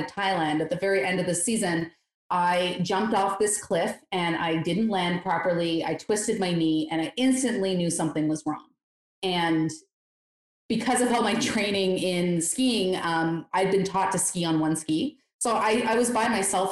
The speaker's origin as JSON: {"language": "English", "area": "Eastern Canada", "region": "Ontario", "country": "Canada", "tie": "born or raised there", "moved": "as an adult", "said": "I grew up in Eastern Canada"}